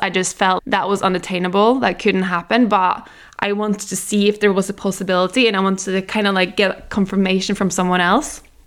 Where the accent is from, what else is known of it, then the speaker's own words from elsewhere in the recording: Norway; I am from Norway, we eat really healthy there